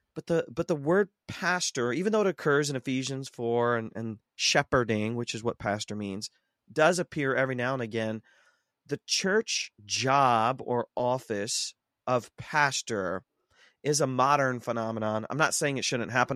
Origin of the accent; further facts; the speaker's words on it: Ohio, United States; I grew up in Ohio. I'm a heartland boy, um, born and raised.